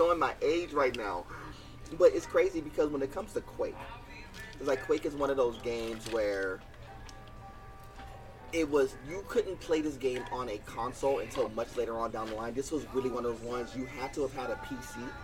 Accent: Southern California, United States; I'm from Southern California

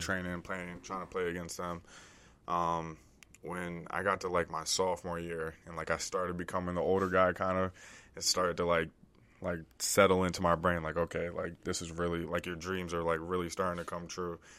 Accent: DMV area, United States; also born or lived in Delaware; I was born in Delaware, grew up in the D M V area, D C, Maryland, Virginia area

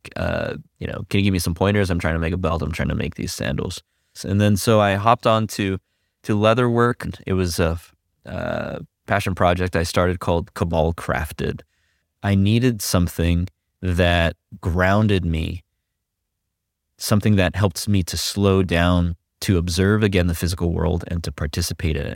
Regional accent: California, United States; also born or lived in Quezon City, Philippines; I grew up in the high desert. That's in, here in California, on your way to Las Vegas

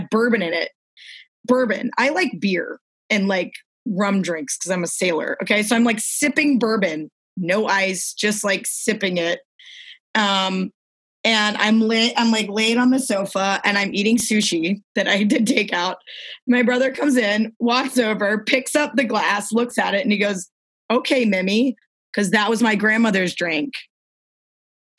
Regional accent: New Orleans, Louisiana, United States; I'm from New Orleans.

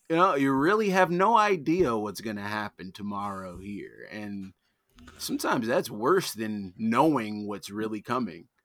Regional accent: Detroit, Michigan, United States; also born or lived in Arizona / Arlington, Virginia; I'm born and raised in Detroit. I've lived other places. I've lived in, like, Arizona. I've lived in Virginia, in Arlington

